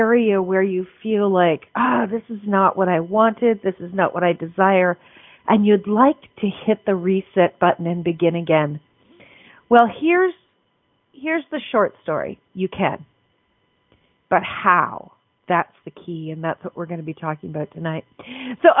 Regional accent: Canada; I'm a Canadian

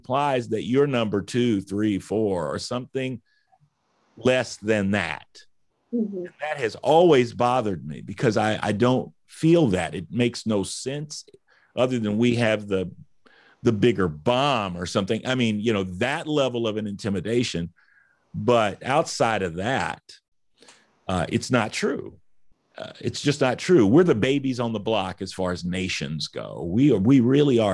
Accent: United States; being an American

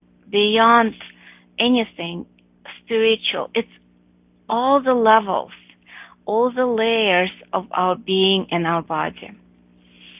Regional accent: Russia; moved away; I grew up in Russia, and I'm talking about communist Russia. I left in the 80s

